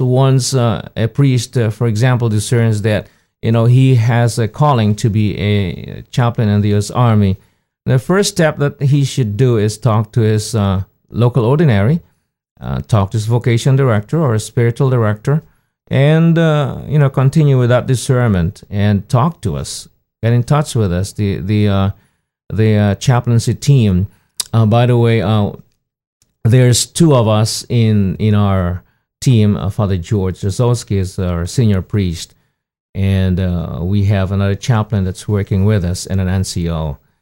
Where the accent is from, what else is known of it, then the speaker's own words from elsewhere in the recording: Philippines; moved away as an adult; now in United States; I was born in the Philippines